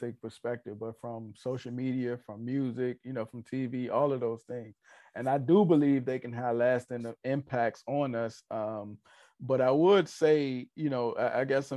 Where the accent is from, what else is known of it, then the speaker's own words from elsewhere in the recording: Richmond, Virginia, United States; I'm from Richmond